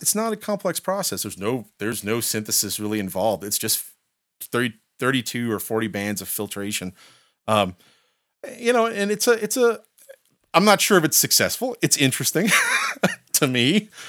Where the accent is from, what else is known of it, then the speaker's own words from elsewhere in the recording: Indiana, United States; now in Bozeman, United States; growing up in the Midwest, as you said, you know, I'm, I'm from Indiana.